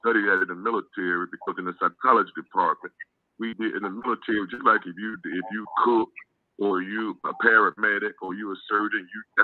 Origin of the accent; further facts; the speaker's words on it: Chicago, Illinois, United States; moved away; also born or lived in Mobile, Alabama; I was raised in Chicago